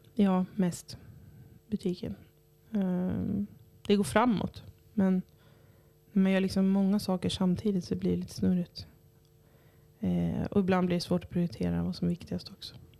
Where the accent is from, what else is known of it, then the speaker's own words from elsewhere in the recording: Cyprus; now in Örnsköldsvik, Sweden; där jag kommer ifrån, på Cypern